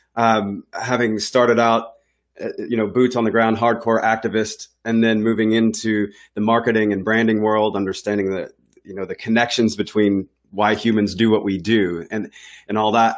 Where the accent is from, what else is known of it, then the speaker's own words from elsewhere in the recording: Nashville, Tennessee, United States; I'm from Nashville, and I was living in Nashville. I was, uh, I guess I was just fin-, finishing high school at the time